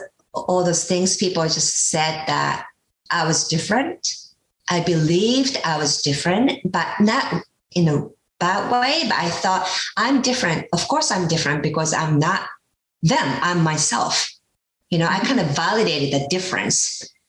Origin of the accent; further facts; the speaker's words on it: Japan; moved away; I grew up in Japan, and women supposed to just follow men or listen to authorities